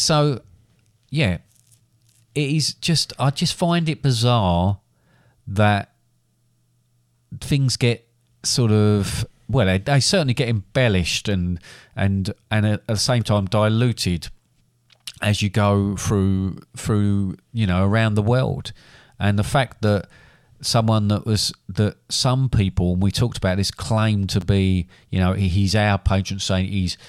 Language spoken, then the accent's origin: English; London, United Kingdom; I'm a Londoner.